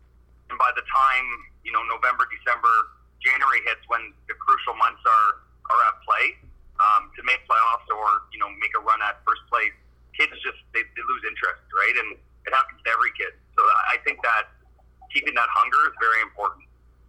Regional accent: Belle River, Ontario, Canada; born or raised there; also born or lived in Tecumseh, Ontario / Sarnia, Ontario

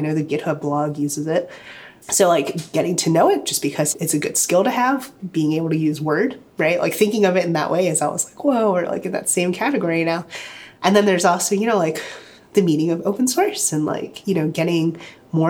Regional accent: Virginia Beach, Virginia, United States; So I grew up in Virginia Beach, so like that's like hometown, right?

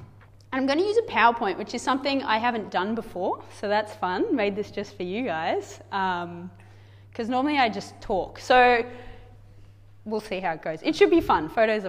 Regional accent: Kenya; I grew up in Kenya. This is what you guys sent us to do all those years ago. Dad set up a medical clinic in one of the slums.

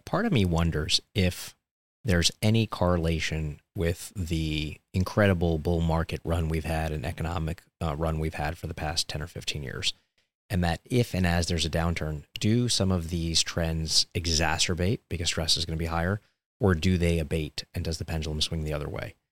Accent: New York City, New York, United States; when I grew up in Coney Island, Brooklyn

